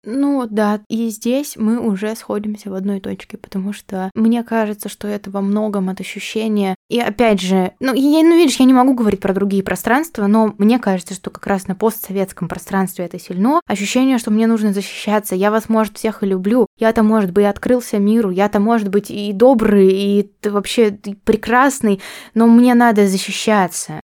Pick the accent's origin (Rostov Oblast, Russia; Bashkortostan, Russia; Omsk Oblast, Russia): Omsk Oblast, Russia; Omsk; now in Saint Petersburg, Russia; я росла в этой среде, вот я росла в Омске